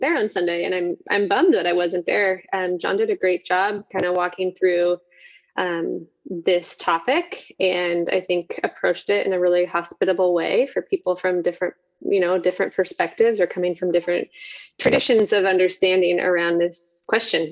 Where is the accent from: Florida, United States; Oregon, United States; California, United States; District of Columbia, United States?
Oregon, United States; Happy Valley; I grew up in the Pacific Northwest in Happy Valley, Clackamas, Portland area my whole life.